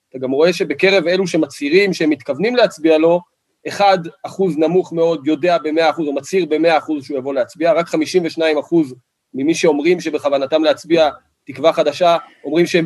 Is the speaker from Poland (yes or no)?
no; Kiryat Arba, West Bank, Palestine; אני גדלתי בקריית ארבע, מאז שאני זוכר את עצמי, שכנים שלי אה, נפצעו ונרצחו בפיגועים.